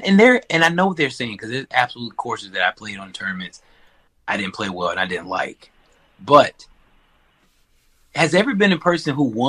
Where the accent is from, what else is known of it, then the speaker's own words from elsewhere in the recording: Charlotte, North Carolina, United States; my hometown, Charlotte.